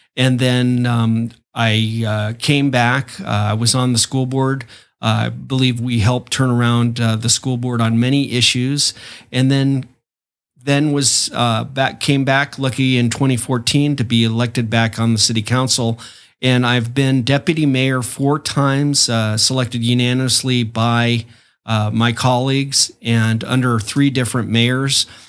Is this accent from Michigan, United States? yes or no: no; Chula Vista, California, United States; I'm from Chula Vista. Chula Vista is my home, and I've grown up here